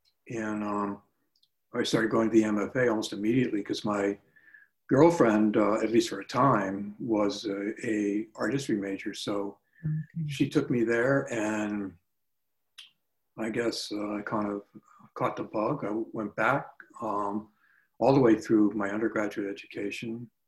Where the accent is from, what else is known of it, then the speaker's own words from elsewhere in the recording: Pennsylvania, United States; moved away as an adult; also born or lived in New York City / Boston / New Hampshire; I was born in New York City, and my parents moved to Pennsylvania when I was about 5 and a half, so that's where I grew up. My parents are both from Laconia, New Hampshire.